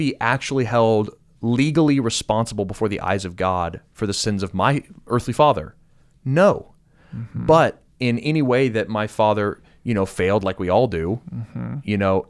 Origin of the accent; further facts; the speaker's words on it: United States; as an American